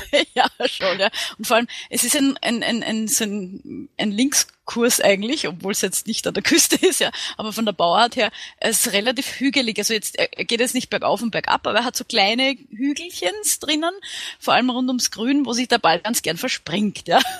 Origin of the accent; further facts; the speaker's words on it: Vienna, Austria; ich bin aus Wien